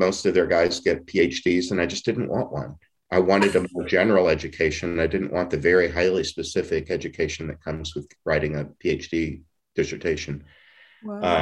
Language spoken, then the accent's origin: English; Beaumont, Texas, United States; moved away; I was from Southeast Texas, from Beaumont, the Diocese of Beaumont, east of Houston